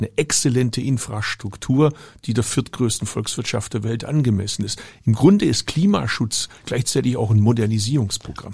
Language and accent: German; Baden-Württemberg, Germany; Ich komme aus Baden-Württemberg